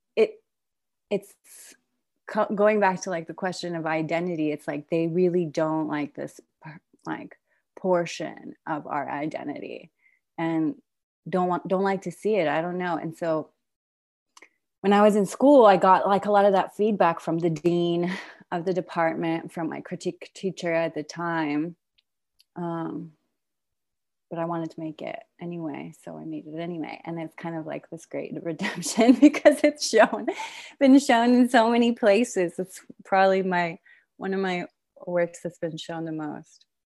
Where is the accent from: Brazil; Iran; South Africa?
Iran; now in Brooklyn, United States; I'm originally from Iran, but I'm mixed. My mother is American and my father is Iranian